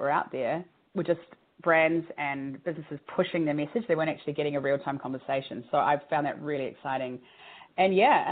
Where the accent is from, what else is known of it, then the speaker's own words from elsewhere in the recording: New Zealand; moved away; I'm from New Zealand originally